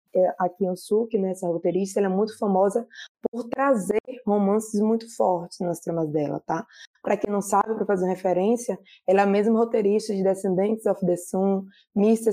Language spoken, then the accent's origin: Portuguese; Bahia, Brazil; Sou baiana e moro próximo a Salvador.